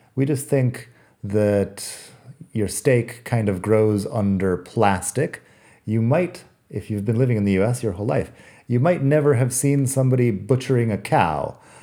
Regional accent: United States; moved away as an adult; now in Spain

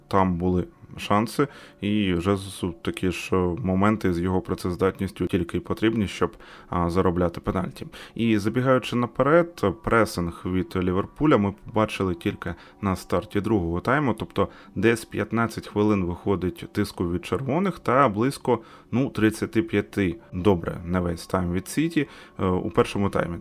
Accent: Ukraine; Ми з України

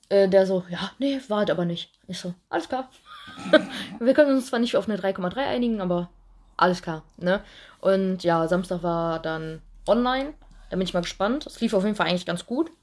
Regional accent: Duisburg, North Rhine-Westphalia, Germany; wir kommen ja aus Duisburg

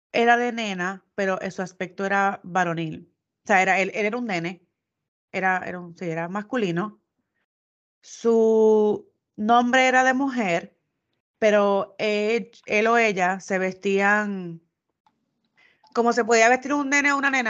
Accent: Puerto Rico; somos los puertorriqueños.

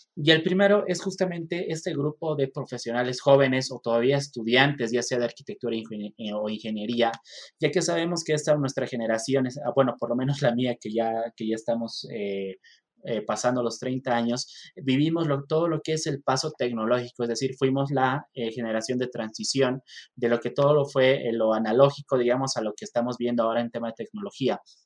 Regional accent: Bolivia; also born or lived in Mexico; now in La Paz, Bolivia; soy eh, ingeniero civil, soy boliviano, estudié acá en, Bolivia la, la, carrera

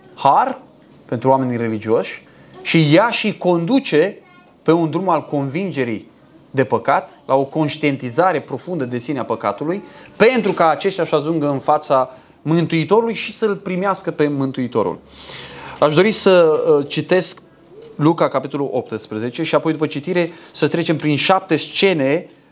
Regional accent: Romania; sunt român

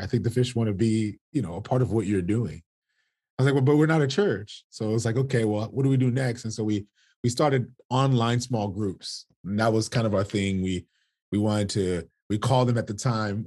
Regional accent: South Florida, United States; born and raised in South Florida

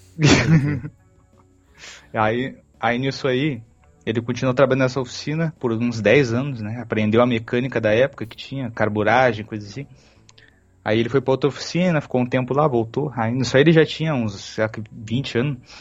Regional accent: Porto Alegre, Rio Grande do Sul, Brazil; a gente é de Porto Alegre

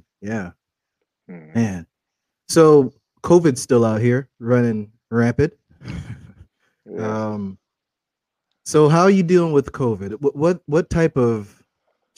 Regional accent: South Carolina, United States; I'm from South Carolina

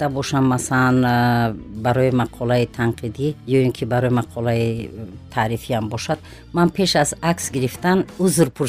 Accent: Guliston state farm, Kolkhozobod district, Khatlon, Tajikistan; first language Tajik; also born or lived in Qurghonteppa; дар шаҳри қурғонтепа ба дунё омадаем э, дар синни чорсолагӣ ба хоҷагии гулистони ноҳияи калхозободум ва хозира ба номи ҷалолиддини балхӣ кӯчида рафтем ва мактаби миёнаро ман дар ҳамун савхози гулистон хатм кардам

